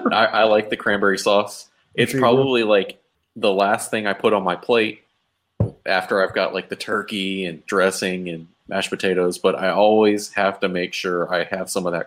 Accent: Texas, United States; I'm from Texas

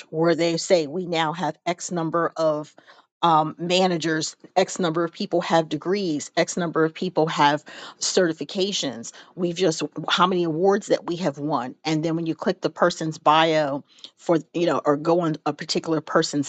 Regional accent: St. Louis, Missouri, United States; I'm originally from St. Louis

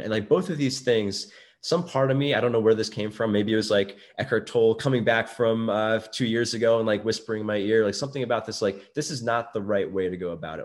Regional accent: New York City, New York, United States; I grew up in Brooklyn

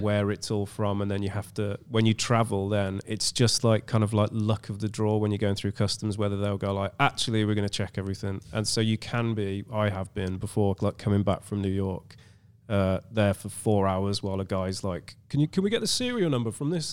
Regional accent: England, United Kingdom; some English white guy

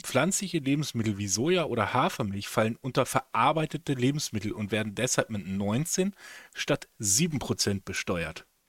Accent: Velpke, Lower Saxony, Germany; die Kieskuhle in, in Felbke, wo ich groß geworden bin

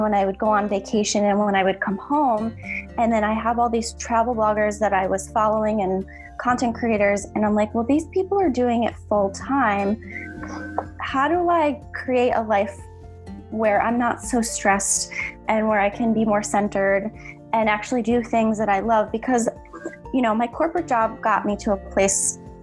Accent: Connecticut, United States; moved away as an adult; now in Valencia, Spain; currently I am based in Valencia, Spain, but I'm originally from Connecticut, USA.

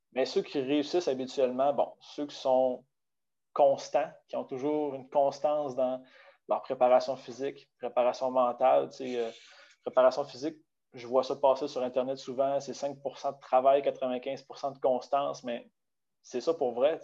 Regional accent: Baie-Comeau, Quebec, Canada; moved away as an adult; also born or lived in Saguenay; je suis originaire de Bécomo

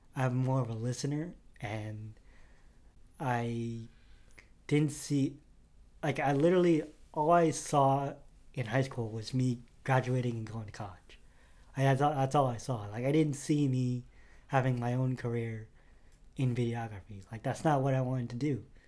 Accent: Connecticut, United States; also born or lived in Manila, Philippines

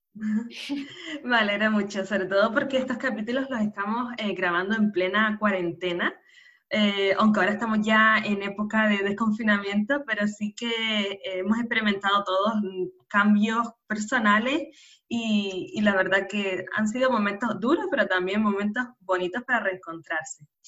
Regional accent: Canary Islands, Spain; nacida en Canarias

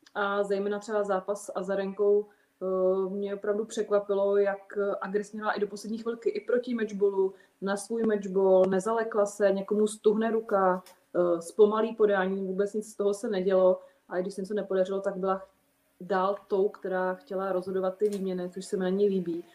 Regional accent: Czechia; jako správná Češka

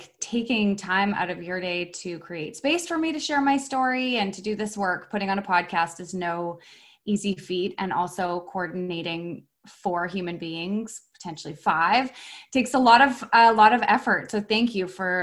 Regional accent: Vancouver, British Columbia, Canada; also born or lived in Whistler; I'm from Vancouver. I'm born and raised in Vancouver

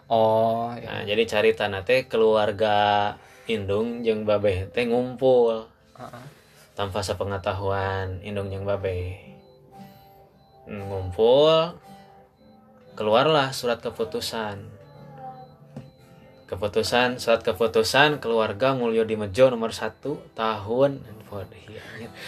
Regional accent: Bandung, West Java, Indonesia; born there; lahir di Bandung nah, ibu bapak nikah di Garut

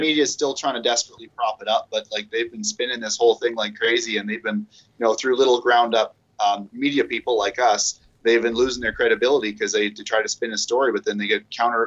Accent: Canada; here in our capital, Ottawa, um, it's all across our entire province

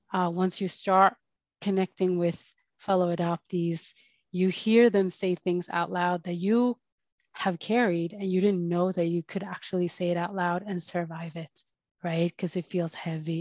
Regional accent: Sweden; also born or lived in Colombia; was born in Colombia and I grew up in Sweden

